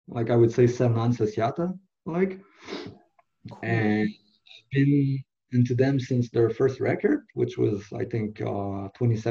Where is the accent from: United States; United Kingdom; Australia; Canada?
Canada; Montreal, Quebec; first language French; English is a second language; I'm from Montreal, originally, not exactly in the city, but like across the bridge.